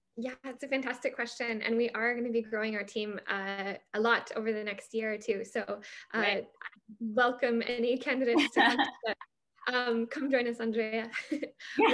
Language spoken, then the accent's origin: English; United States; I'm American